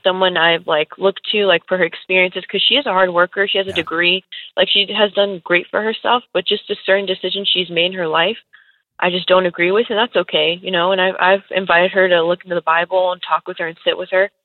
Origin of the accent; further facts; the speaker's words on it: California, United States; I was born and raised in California